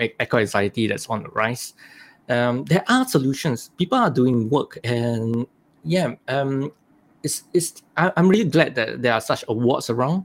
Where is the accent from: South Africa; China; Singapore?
Singapore; I was born in Singapore